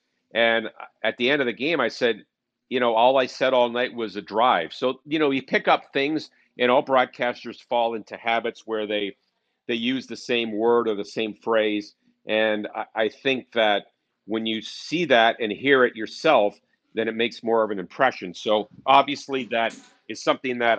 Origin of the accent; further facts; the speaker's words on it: Ottawa, Ontario, Canada; now in St. Louis, United States; I was born in Ottawa, Ontario as well